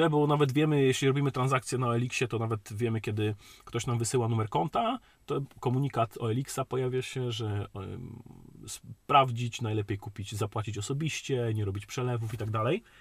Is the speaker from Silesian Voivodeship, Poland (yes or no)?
yes; Silesian Voivodeship, Poland